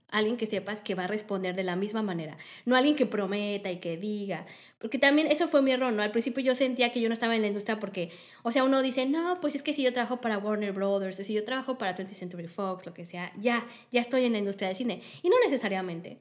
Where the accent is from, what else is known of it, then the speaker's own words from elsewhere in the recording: Mexico; en México